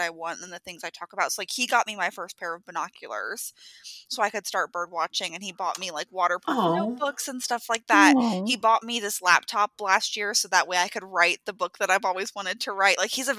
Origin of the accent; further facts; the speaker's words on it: Pennsylvania, United States; now in Texas, United States; I have really, like, adopted the Texas lingo almost. Like, I don't say – in Pennsylvania, we used to say yins instead of y'all.